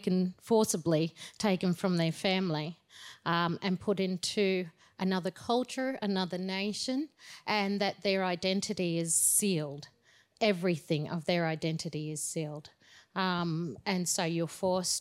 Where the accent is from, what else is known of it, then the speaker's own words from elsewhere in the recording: Ayr, Queensland, Australia; now in Tamborine Mountain, Australia; that was where I was born, up in Eyre